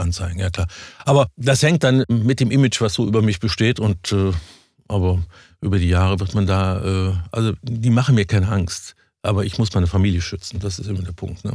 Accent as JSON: {"language": "German", "town": "Cologne", "region": "North Rhine-Westphalia", "country": "Germany", "said": "ich bin Rheinländer"}